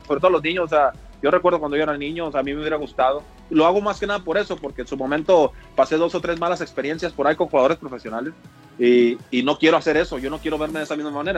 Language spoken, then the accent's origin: Spanish; Mexicali, Baja California, Mexico; yo soy de Mexicali, nacido y criado ahí